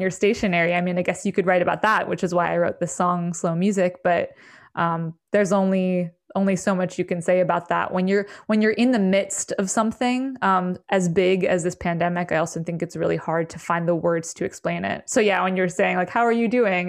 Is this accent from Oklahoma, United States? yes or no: no; the Berkshires, Western Massachusetts, United States; also born or lived in New York City / Maine; now in upstate New York, United States; I grew up in the Berkshires in Western Mass